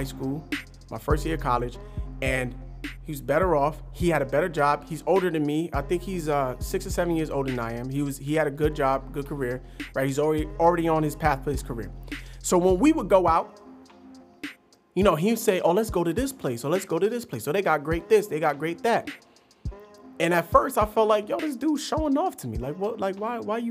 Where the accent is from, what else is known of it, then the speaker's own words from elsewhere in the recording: New Jersey, United States; I'm from Jersey. Jersey is a different kind of monster in this country